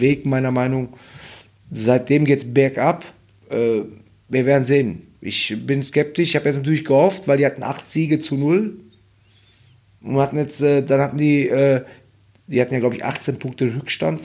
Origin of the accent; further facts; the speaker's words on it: Hagen, North Rhine-Westphalia, Germany; ich bin ja in, in Hagen groß geworden und oder in Deutschland